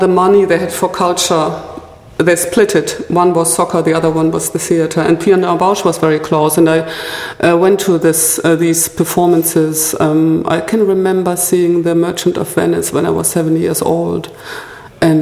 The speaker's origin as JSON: {"language": "English", "area": "Ruhr area", "region": "North Rhine-Westphalia", "country": "Germany", "tie": "born or raised there", "also_born_or_lived": "Freiburg", "moved": "yes", "lives_now": "Berlin, Germany", "said": "I grew up in the Ruhr area, which is a little bit like Manchester, Liverpool, a very densely populated area with coal mining, car industry and steel industry"}